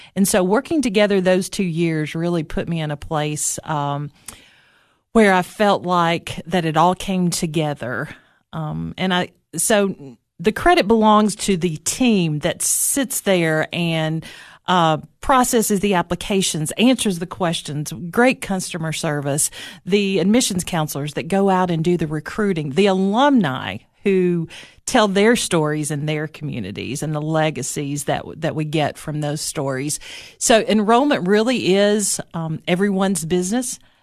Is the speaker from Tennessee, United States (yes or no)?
yes; Baxter, Tennessee, United States; also born or lived in Knoxville, Tennessee; it all started in Baxter, Tennessee, right? Uh, sometimes I say that I was from Upperman High School